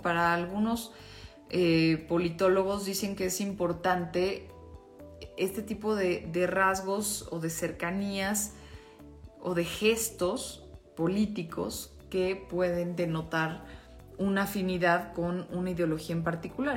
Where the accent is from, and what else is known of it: Mexico